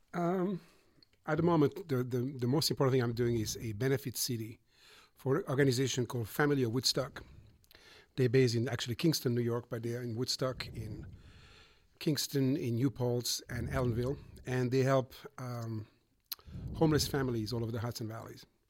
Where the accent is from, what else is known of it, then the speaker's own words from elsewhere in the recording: Montreux, Vaud, Switzerland; moved away as an adult; also born or lived in Boston, United States; now in United States; I grew up in Switzerland. I'm sorry okay. in Montreux